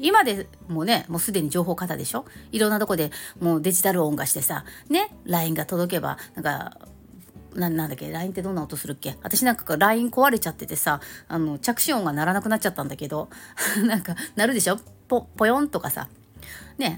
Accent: Tokyo, Japan; 私、東京出身なので

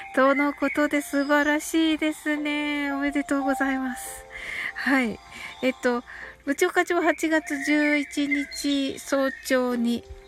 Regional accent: Kyushu, Japan; 私は九州人なんですけどね

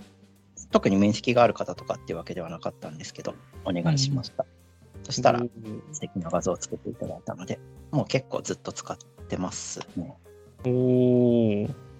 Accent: Chiba, Japan; 地元は千葉県ですね。ずっとあんまり移動はしていないですね。

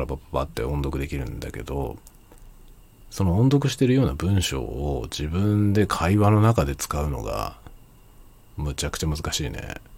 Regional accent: Japan; first language Japanese; ネイティブジャパニーズとして

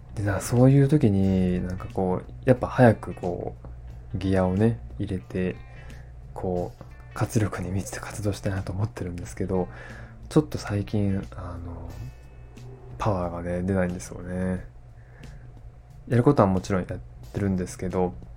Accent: Tottori, Japan; 地元鳥取に大山という山があるんですよね

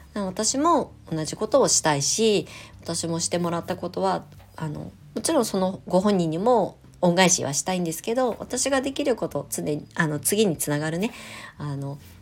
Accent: Kasama, Ibaraki, Japan; moved away; also born or lived in Shonan; この茨城県笠間市で初、えー、クレイセラピー粘土の町で生まれ育った私が

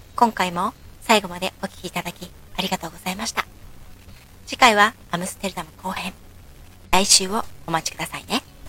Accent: Yokohama, Kanagawa, Japan; 地元横浜

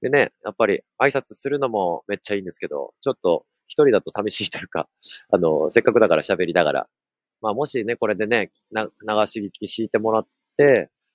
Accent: Gunma, Japan; moved away; その省庁、群馬県の出身なんですけど、その省庁というところに移住してきて5年目

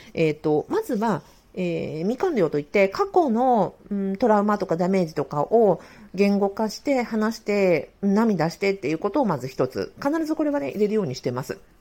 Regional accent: Sapporo, Hokkaido, Japan; moved away; also born or lived in Kanto region; 当時一人暮らししていたあの関東地方から地元の札幌に戻

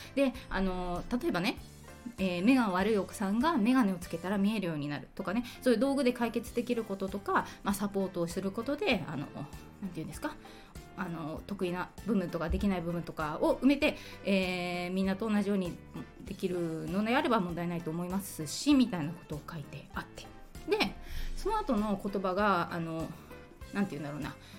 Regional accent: Nagano, Japan; 私長野の出身で長野でだから学校に行ってたんだけど

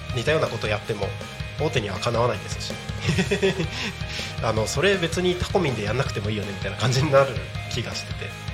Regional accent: Takko, Aomori, Japan; moved away; also born or lived in Tako, Chiba; 僕地元が青森県の田子町で

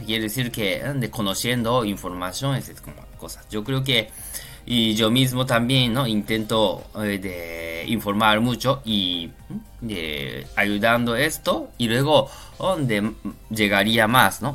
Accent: Japan; Spanish is a second language; now in Spain; yo soy japonés

